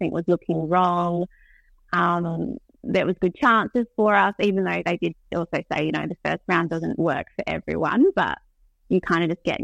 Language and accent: English; Victor Harbor, South Australia, Australia; moved away; I'm like originally from Victor Harbour, which is south of Adelaide.